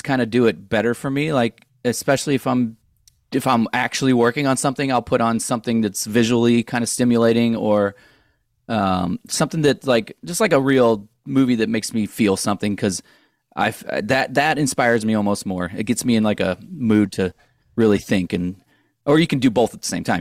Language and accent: English; St. Louis, Missouri, United States; moved away as an adult; also born or lived in Orange County, California; we're all from Saint Louis